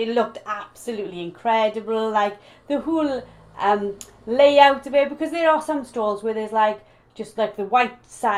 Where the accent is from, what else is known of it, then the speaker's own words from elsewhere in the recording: Wales, United Kingdom; Welsh business owners, Welsh female business owners